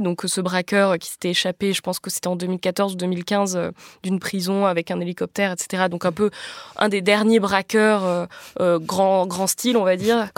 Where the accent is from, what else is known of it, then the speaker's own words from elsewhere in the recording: France; à nous, en tant que Français et Françaises